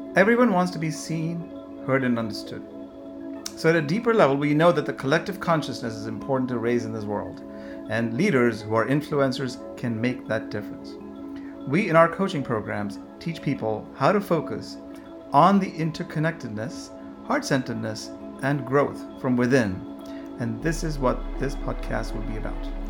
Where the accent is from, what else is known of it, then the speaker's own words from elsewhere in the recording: India; I'm from India